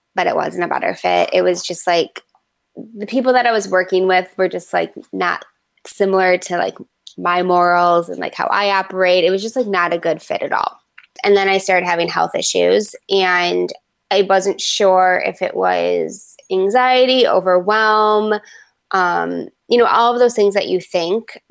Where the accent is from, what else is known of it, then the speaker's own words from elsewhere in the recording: Livonia, Michigan, United States; It's a, like a smaller town called Livonia, right outside of uh, Metro Detroit